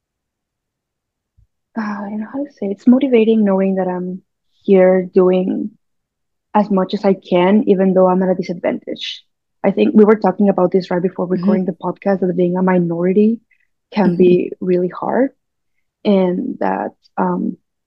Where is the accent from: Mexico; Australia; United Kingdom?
Mexico; moved away as an adult; now in Vancouver, Canada; I'm Mexican. I was born and raised in Mexico, and I moved to Vancouver a little bit over